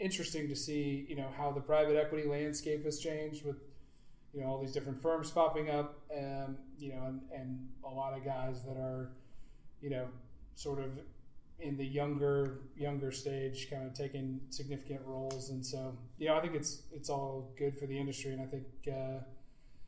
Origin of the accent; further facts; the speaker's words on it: Midland, Texas, United States; growing up in Midland